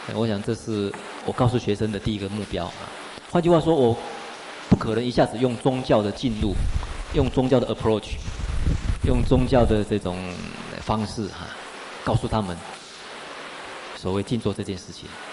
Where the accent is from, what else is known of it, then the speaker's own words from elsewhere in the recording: Taiwan; first language Mandarin and Taiwanese Hokkien; 我生长在一个台湾人的家庭，我使用国语，使用台语